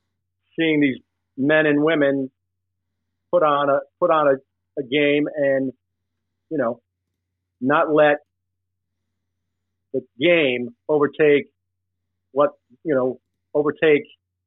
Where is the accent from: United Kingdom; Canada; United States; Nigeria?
United States; Smithfield, Rhode Island; also born or lived in Providence, Rhode Island; I was born in Providence, Rhode Island. Grew up in a neighborhood just outside of Providence called Smithfield, Rhode Island.